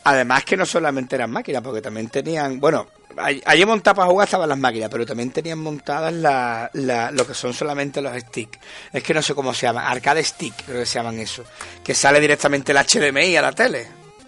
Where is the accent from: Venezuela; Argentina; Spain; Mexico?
Spain; Conil de la Frontera, Andalusia; now in Seville, Spain; mi pueblo, en Conil